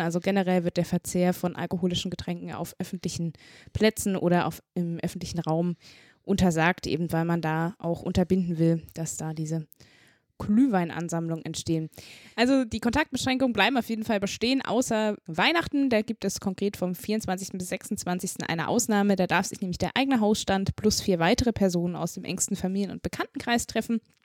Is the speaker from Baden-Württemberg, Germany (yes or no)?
no; Saxony, Germany; moved away; ich komme ja aus Sachsen ursprünglich